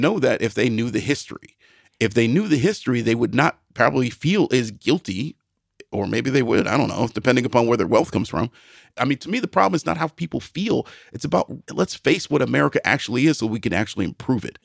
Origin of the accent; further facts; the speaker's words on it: Midwest, United States; I'm a Midwesterner